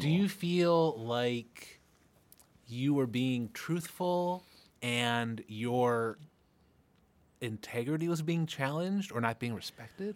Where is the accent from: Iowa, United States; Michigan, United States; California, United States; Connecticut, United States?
Michigan, United States; Midwest; now in Seattle, United States; I'm from the Midwest